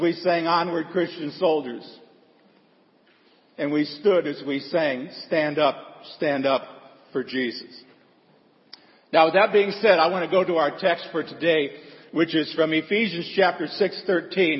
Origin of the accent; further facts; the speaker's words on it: Seward, Nebraska, United States; I'm not born there, but I grew up and lived in the Lutheran Holy City of Seward, Nebraska